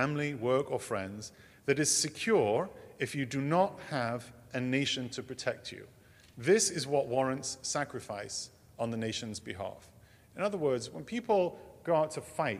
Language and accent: English; England, United Kingdom; moved away as an adult; now in United States; I grew up in England. That will probably come as a surprise to you. This accent, I came by it honestly